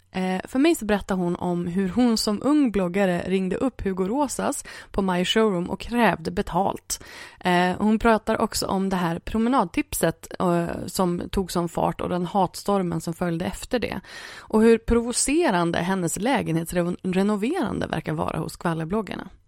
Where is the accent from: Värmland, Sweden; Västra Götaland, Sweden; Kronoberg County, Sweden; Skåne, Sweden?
Västra Götaland, Sweden; Gothenburg; jag är ju från Göteborg.